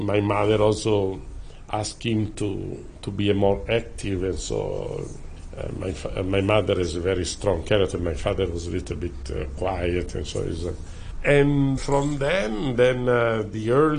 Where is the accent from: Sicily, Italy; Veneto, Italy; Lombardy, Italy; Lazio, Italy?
Lombardy, Italy; Milan; born or raised there; moved away as an adult; now in Hong Kong